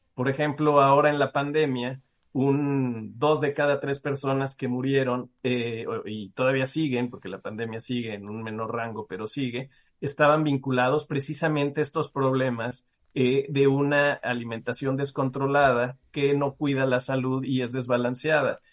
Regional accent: Mexico; somos los mexicanos

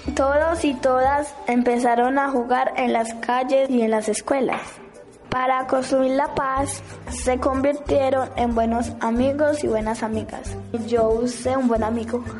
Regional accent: Medellín, Antioquia, Colombia; Tengo 11 años. Soy de la Comuna 2

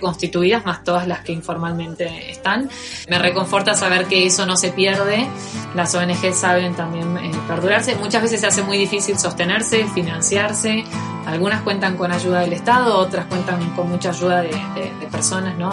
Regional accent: Campana, Buenos Aires Province, Argentina; accent: Argentine; moved away as an adult; now in Madrid, Spain; Yo nací en, en Buenos Aires, en una ciudad que queda a 70 kilómetros de la capital, que se llama Campana, y estoy en Madrid desde hace nueve meses.

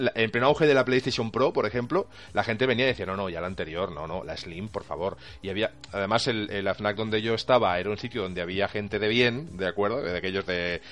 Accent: Albacete, Castilla-La Mancha, Spain; los que somos del Albacete

